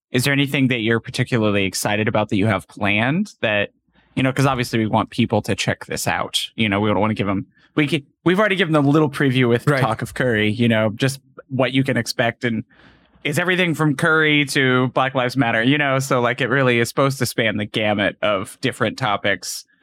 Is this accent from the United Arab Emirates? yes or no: yes; United Arab Emirates; in UAE, whatever. Like they're like, really, United Arab Emirates, really? And you're like, yeah.